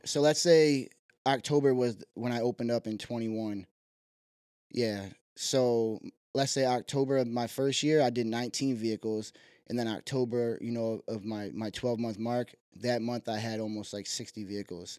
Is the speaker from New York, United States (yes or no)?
yes; Syracuse, New York, United States; also born or lived in Malone, New York / South Dakota; Moved to Syracuse, probably, like, first grade ages. Growing up on the west side